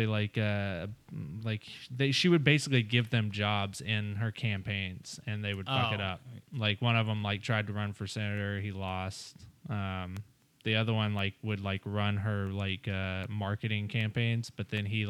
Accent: Middle Tennessee, United States; now in West Hollywood, United States; I'm from Tennessee. I'm from Middle Tennessee.

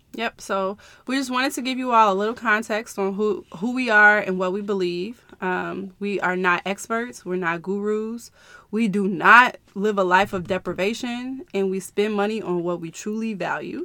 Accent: Chicago, Illinois, United States; I am from the Chicagoland area

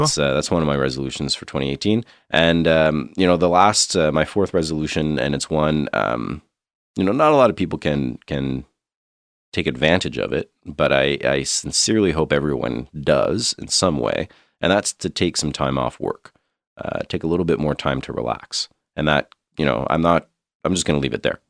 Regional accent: Canada; being Canadian, having grown up with some pretty extreme colds

